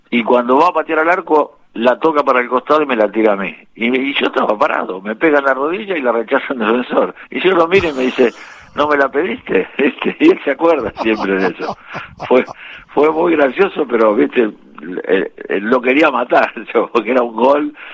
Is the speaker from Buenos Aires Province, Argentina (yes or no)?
yes; Victoria, Buenos Aires Province, Argentina; born there; yo nací en Victoria.